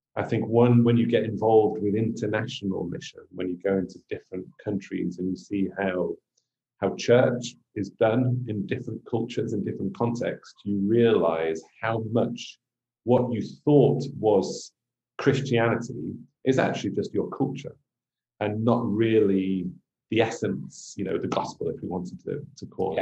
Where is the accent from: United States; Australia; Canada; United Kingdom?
United Kingdom; England; being English an England supporter.